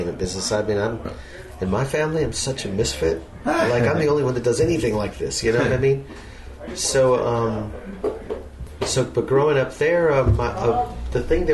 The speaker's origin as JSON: {"language": "English", "town": "La Puente", "region": "California", "country": "United States", "tie": "born or raised there", "also_born_or_lived": "Los Angeles, California / Pasadena, California", "said": "I grew up in a town that's about 30 minutes east of Los Angeles called La Puente"}